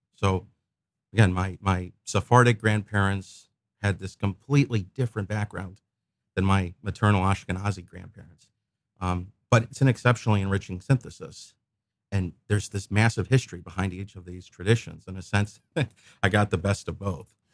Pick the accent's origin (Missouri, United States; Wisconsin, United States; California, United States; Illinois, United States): Missouri, United States; St. Louis; also born or lived in Memphis, Tennessee; I was born in Memphis, but I've been in Saint Louis since I was a kid